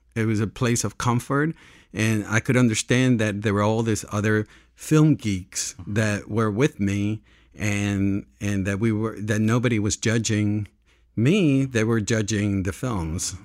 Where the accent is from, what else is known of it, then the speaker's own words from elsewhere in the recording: Panama; also born or lived in New York / Los Angeles; now in Santa Barbara, United States; I grew up in Panama